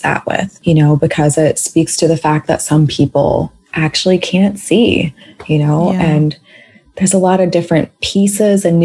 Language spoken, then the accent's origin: English; Washington, District of Columbia, United States; being from DC, we say it here all the time too